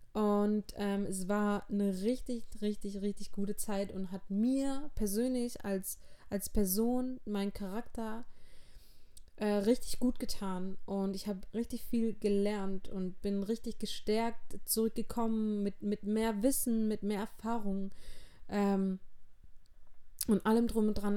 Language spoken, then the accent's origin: German; Auenstein, Baden-Württemberg, Germany; also born or lived in Backnang / Schleswig-Holstein; Ich bin mit fünf ungefähr wieder zu meinem Papa gezogen. Ähm, der hat in Auenstein gewohnt und wir wohnen auch immer noch in Auenstein. Das ist ein kleines Dorf in der Nähe von Heilbronn